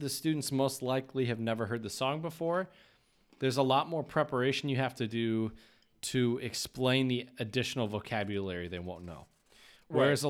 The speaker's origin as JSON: {"language": "English", "region": "Michigan", "country": "United States", "said": "We're from Michigan, so we"}